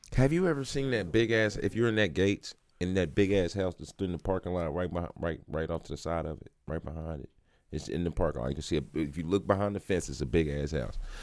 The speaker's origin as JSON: {"language": "English", "town": "Kansas City", "region": "Missouri", "country": "United States", "said": "I'm from the other side of Brush Creek"}